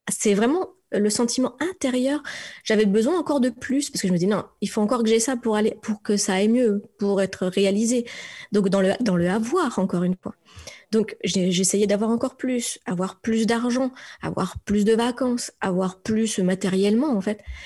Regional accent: France; also born or lived in Strasbourg, Alsace; je suis une Frenchie. Je viens de France

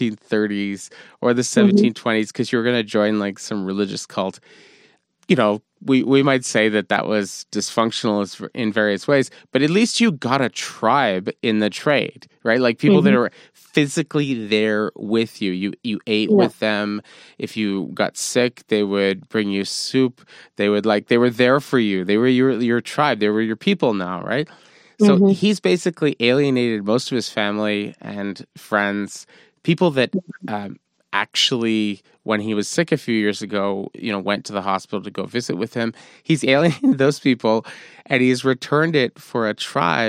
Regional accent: Montreal, Quebec, Canada; I grew up with here in Montreal

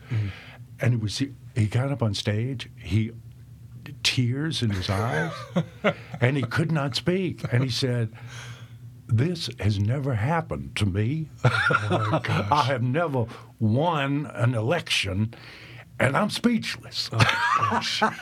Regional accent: Tennessee, United States; born there; I was born in Tennessee.

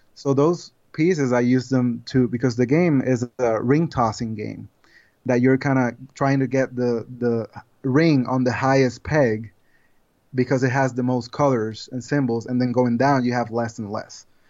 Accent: Puerto Rico; moved away as an adult; now in United States; I'm originally from Puerto Rico

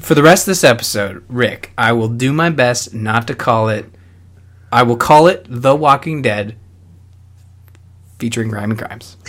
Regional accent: Canada; I accidentally spilled maple syrup because I'm Canadian

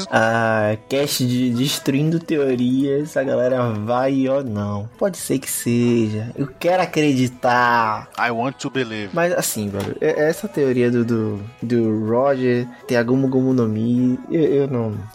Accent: Acre, Brazil; tenho 19 anos, sou estudante de Ciências Econômicas na o FAC. My God, sim, eu sou do Acre, de Rio

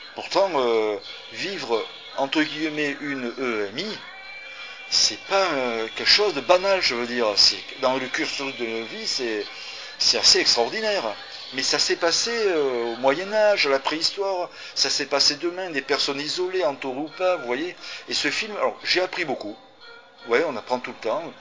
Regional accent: France; je suis né en France.

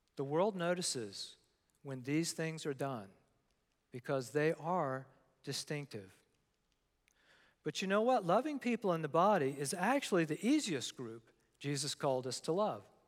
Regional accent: Newport News, Virginia, United States; I grew up in Newport News, Virginia

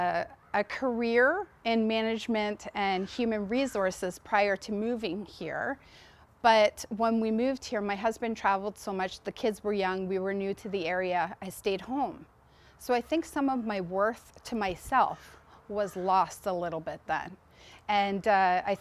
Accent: Mississauga, Ontario, Canada; also born or lived in Amherst, Nova Scotia; now in Riverview, Canada; I'm from Amherst originally, but I grew up in Mississauga

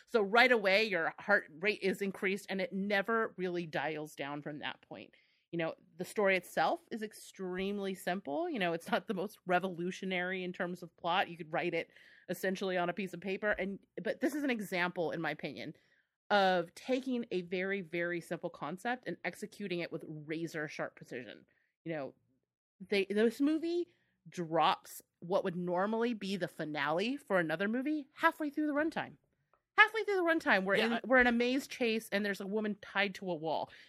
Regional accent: United States; I feel like very judged as an American

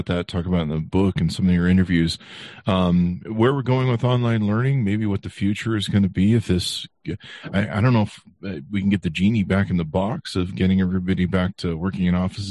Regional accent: Utah, United States; also born or lived in California; my parents moved us to Utah

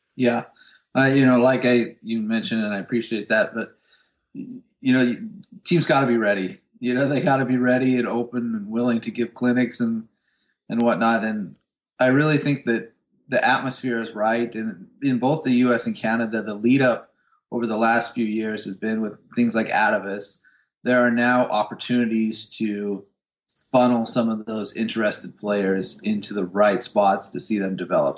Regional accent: United States; As an American

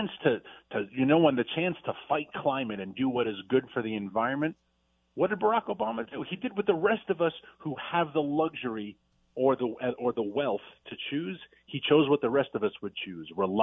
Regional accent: Virginia, United States; my home state of Virginia

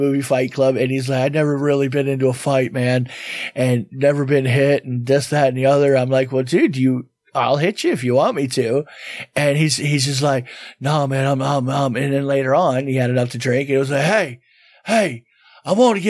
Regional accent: South Florida, United States; now in Tampa Bay, United States; we're from South Florida

